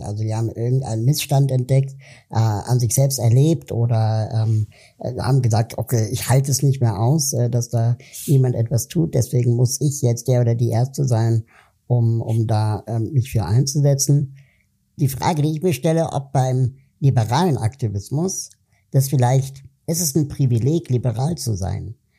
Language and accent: German; Berlin, Germany; als Deutscher, als Berliner